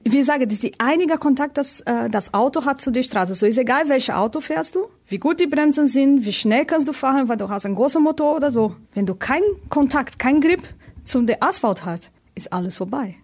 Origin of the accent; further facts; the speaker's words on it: Brazil; German is a second language; moved away as an adult; also born or lived in Hannover, Germany; now in Germany; Ich komme aus Brasilien